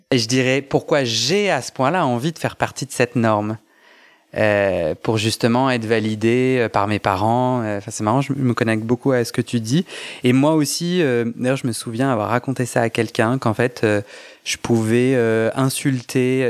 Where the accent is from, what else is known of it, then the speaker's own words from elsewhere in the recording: Versailles, Île-de-France, France; grandi à Versailles dans un milieu assez conservateur